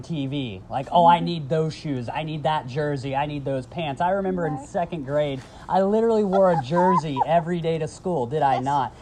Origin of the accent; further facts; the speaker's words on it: the South, United States; moved away; we grew up in the South